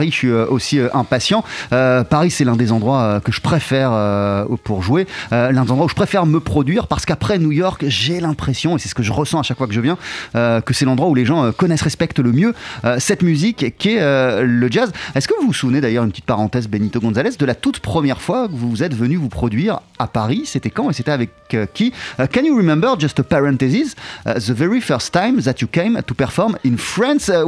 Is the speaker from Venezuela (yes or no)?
yes; Venezuela; French is a second language; je suis né, j'ai grandi au Venezuela.